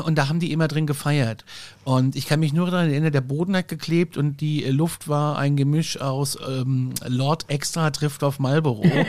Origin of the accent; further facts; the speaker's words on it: Gudensberg, Hesse, Germany; ich bin ja in, in Nordhessen groß geworden, in einer ja. Kleinstadt namens Gudensberg